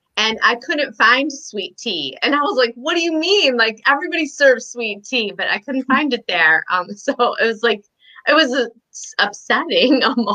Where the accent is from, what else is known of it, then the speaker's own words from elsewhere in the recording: Michigan, United States; now in Chicago, United States; I'm from Chicago. I grew up in Michigan. But I've lived here in Chicago even longer.